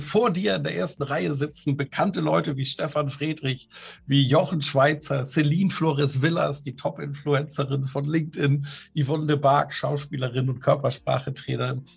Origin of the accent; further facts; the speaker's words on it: a village in Plön district near Kiel, Schleswig-Holstein, Germany; Also ich bin in einem Dorf groß geworden in Schleswig-Holstein in der Nähe von Kiel. Das ist der Kreis Plön an der Ostsee